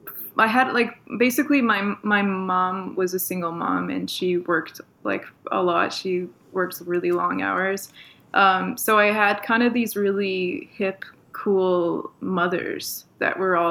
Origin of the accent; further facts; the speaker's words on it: Toronto, Ontario, Canada; accent: Canadian; moved away as an adult; now in Los Angeles, United States; I grew up in Toronto, Ontario.